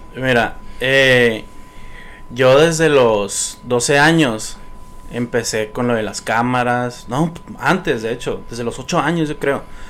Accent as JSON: {"language": "Spanish", "town": "Nogales", "region": "Sonora", "country": "Mexico", "tie": "born or raised there", "also_born_or_lived": "Tucson, Arizona, United States", "lives_now": "Hermosillo, Mexico", "said": "yo nací en Tucson, Arizona pero viví hasta los 12 años en Nogales, Sonora. Ahí fue mi infancia. Pero en Hermosillo, o sea, ya me vine a vivir a Hermosillo desde los 12 años en adelante."}